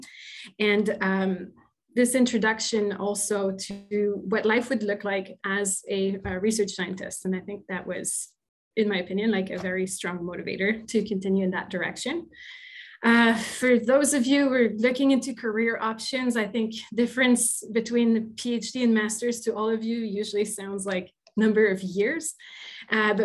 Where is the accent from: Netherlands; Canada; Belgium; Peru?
Canada; Quebec; first language French; English is a second language; now in Hamilton, Canada; I'm originally from Quebec. I'm probably a French-speaking person